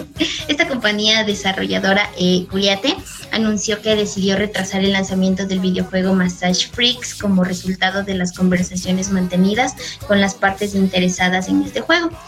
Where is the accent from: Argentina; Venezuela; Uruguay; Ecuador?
Ecuador; soy de Ecuador, tengo 22 años